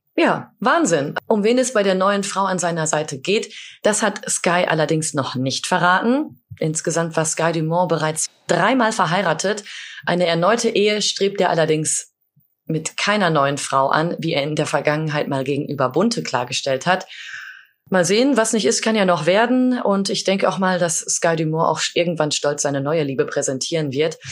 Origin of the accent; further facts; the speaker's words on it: Sauerland, North Rhine-Westphalia, Germany; moved away; in meiner Heimat äh, im Sauerland